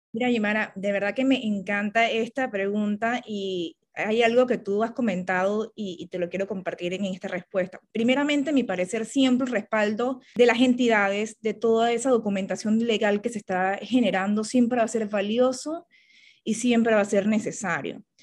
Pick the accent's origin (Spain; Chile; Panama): Panama; para mí como panameña